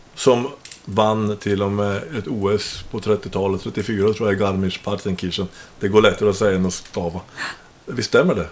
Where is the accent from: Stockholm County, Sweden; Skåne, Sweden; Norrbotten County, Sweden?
Norrbotten County, Sweden; jag kommer nästan från Kiruna, för det är typ 35 mil ifrån